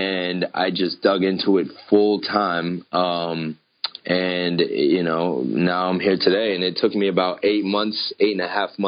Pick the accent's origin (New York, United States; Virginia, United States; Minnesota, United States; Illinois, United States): Virginia, United States; Northern; I was born and raised in Northern Virginia, which is pretty much right outside of D.C.